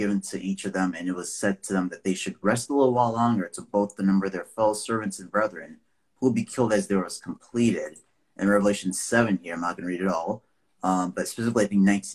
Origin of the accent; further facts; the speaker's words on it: Nigeria; now in United States; I'm Nigerian. I was born there, lived in the U.S. for 20 plus years now.